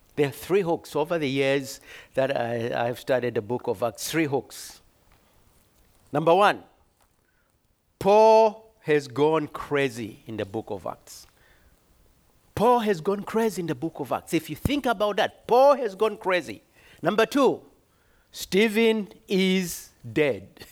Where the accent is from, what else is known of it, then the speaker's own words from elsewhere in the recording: Zambia; moved away as an adult; I was born in Zambia, came here on a scholarship many d, centuries ago.